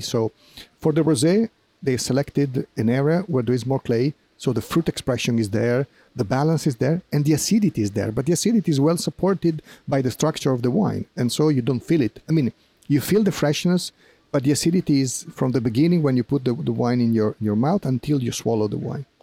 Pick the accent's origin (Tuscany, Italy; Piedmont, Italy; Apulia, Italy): Piedmont, Italy; English is a second language; I was born and raised in Piemonte